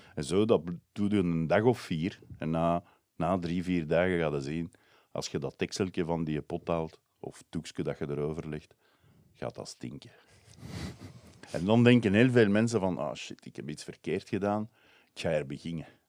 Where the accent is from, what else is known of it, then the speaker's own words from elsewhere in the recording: Brussels, Brussels-Capital Region, Belgium; ik kom uit Brussel